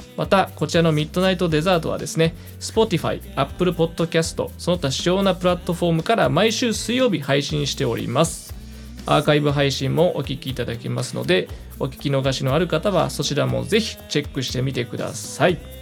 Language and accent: Japanese; Japan; now in Tokyo, Japan; 雪国育ちの僕